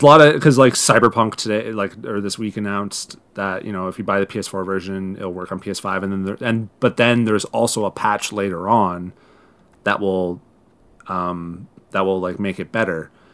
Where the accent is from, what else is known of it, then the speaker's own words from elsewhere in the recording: Owen Sound, Ontario, Canada; now in Toronto, Canada; my hometown of One Sound